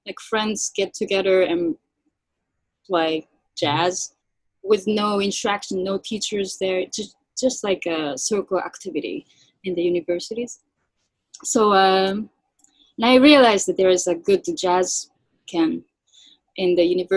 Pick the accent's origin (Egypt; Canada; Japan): Japan; moved away as an adult; now in United States; I'm born and raised in Japan